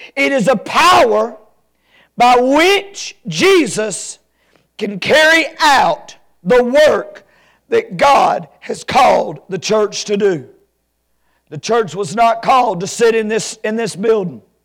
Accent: Alabama, United States

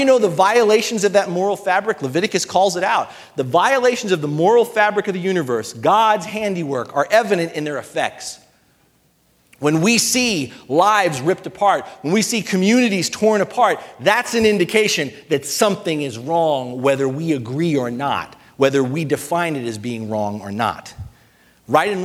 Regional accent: United States; being an American

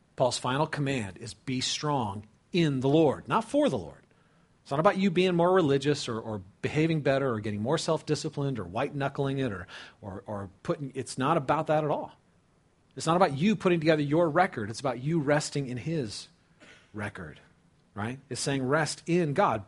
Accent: California, United States; I grew up in California, okay? Uh, lived near the Pacific Ocean

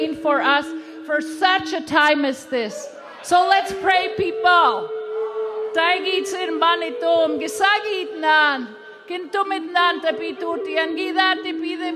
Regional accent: Saskatchewan, Canada; first language Cree; English is a second language; now in Seattle, United States; I live in Seattle, Washington, but I'm from Saskatchewan, Canada. I'm Cree, and I'm full-blood Cree, and I speak my language

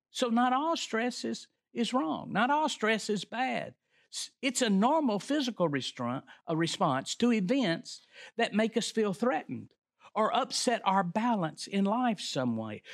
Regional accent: the South, United States; We're from the South

